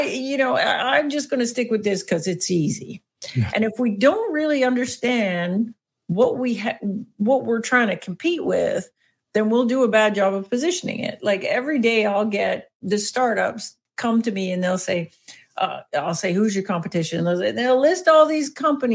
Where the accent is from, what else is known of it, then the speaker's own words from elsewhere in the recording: Canada; accent: Canadian; my excellent Canadian accent